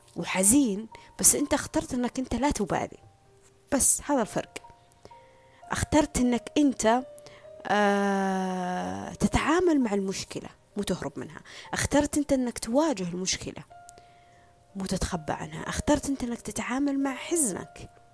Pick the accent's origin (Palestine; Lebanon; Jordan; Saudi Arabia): Saudi Arabia; هنا عندنا في السعودية